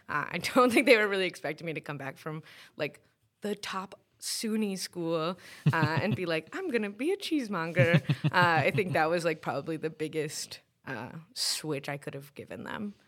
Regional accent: New York City, New York, United States; moved away as an adult; also born or lived in Binghamton / Brooklyn; now in Syracuse, United States; I grew up in Queens

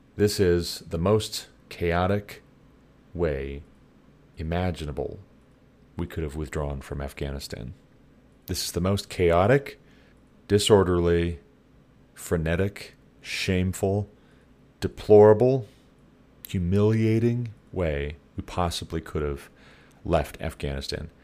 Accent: United States; you and I, as American taxpayers

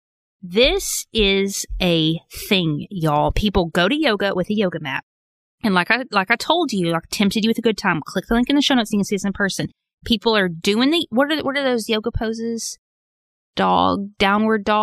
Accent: Arkansas, United States; I'm from Arkansas.

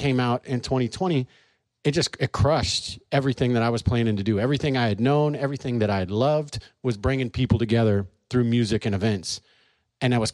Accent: St. Louis, Missouri, United States; moved away as an adult; also born or lived in Charleston, South Carolina / California; I was born in Charleston, South Carolina, moved here when I was 6 years old, and grew up in St. Louis

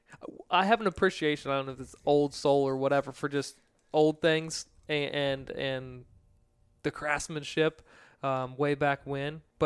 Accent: Virginia, United States; growing up in Virginia

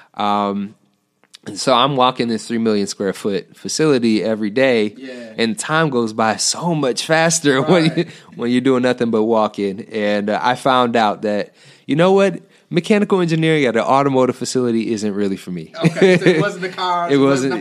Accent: Detroit, Michigan, United States; also born or lived in Southfield, Michigan; i'm from the detroit area uh, i went to dps schools okay. um, until fourth grade and then uh, we moved to Southfield, okay. and I went to Southfield

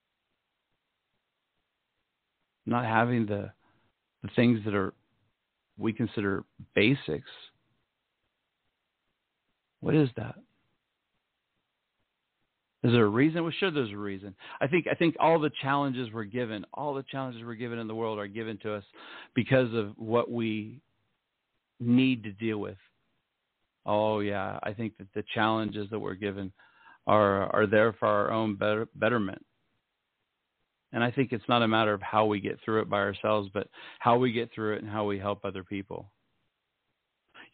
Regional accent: Ohio, United States; moved away as an adult; also born or lived in Utah; I grew up in Ohio

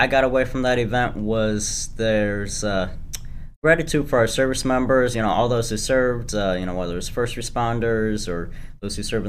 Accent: Aurora, United States; also born or lived in Pittsburgh, Pennsylvania / New York; I've grown up here almost

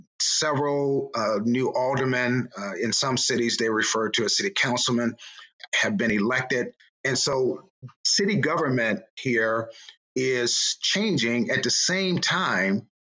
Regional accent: Chicago, Illinois, United States; I grew up in the Austin community much of my childhood.

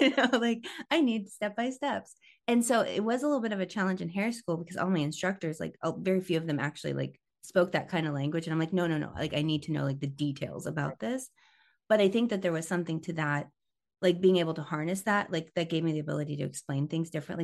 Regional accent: Tampa, Florida, United States; moved away as an adult; also born or lived in southern Missouri; now in Missouri, United States; we moved to Tampa when I was nine, and so like Tampa, I feel like was kind of like my formative years. It was like fourth grade through high school

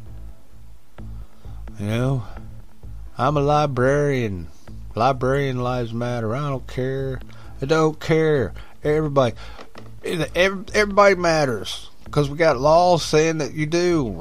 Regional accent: West Virginia, United States; I'm from West Virginia

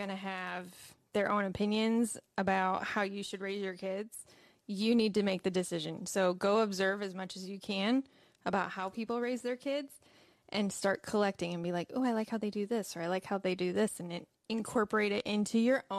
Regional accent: Michigan, United States; moved away; I'm from Michigan. The only Mexican place up there is Taco Bell.

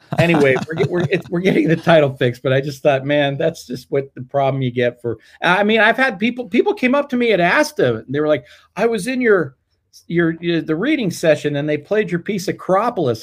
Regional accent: Colorado, United States; moved away as an adult; also born or lived in Fort Collins, Colorado; now in Ann Arbor, United States; I grew up in Colorado

